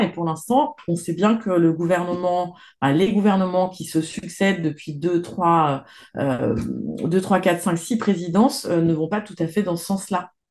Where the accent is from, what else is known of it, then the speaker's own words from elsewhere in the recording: Isère and Savoie, Auvergne-Rhône-Alpes, France; je suis à l'origine, je viens de d'Isère et de Savoie.